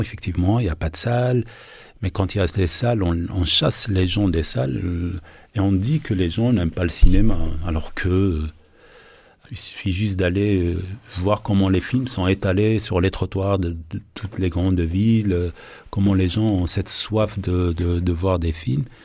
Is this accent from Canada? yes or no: no; Algeria; born or raised there